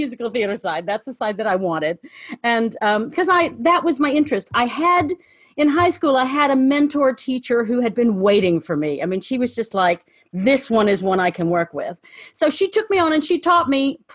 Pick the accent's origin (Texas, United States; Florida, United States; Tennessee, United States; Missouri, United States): Tennessee, United States; Chattanooga; moved away; also born or lived in Virginia / Cincinnati; I was born in Virginia, but I grew up most of my childhood in Chattanooga.